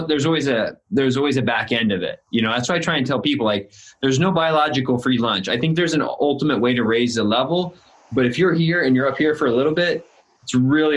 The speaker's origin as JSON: {"language": "English", "region": "Illinois", "country": "United States", "lives_now": "California, United States", "said": "I'm in Southern California and I moved here from Illinois, which is in the Midwest, a small town, 3,000 people."}